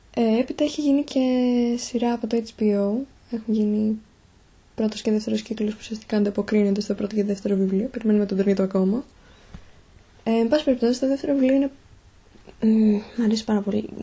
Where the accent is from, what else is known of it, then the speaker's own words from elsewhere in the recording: Thessaloniki, Central Macedonia, Greece; είμαι από τη Θεσσαλονίκη, μένω στη Θεσσαλονίκη